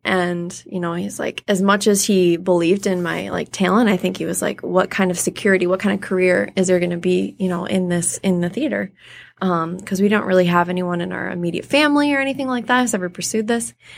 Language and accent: English; Clinton Township, Michigan, United States; also born or lived in Detroit, Michigan / Macomb, Michigan; I was born in Detroit. Grew up in Clinton Township, Michigan